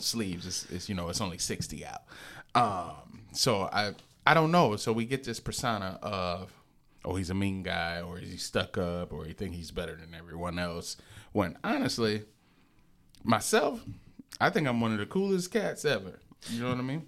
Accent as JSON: {"language": "English", "town": "Lansing", "region": "Michigan", "country": "United States", "tie": "born or raised there", "said": "I'm from the Lansing area"}